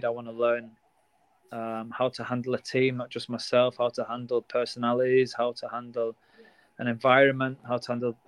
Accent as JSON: {"language": "English", "town": "Blackburn", "region": "North West England", "country": "United Kingdom", "said": "I'm from Blackburn"}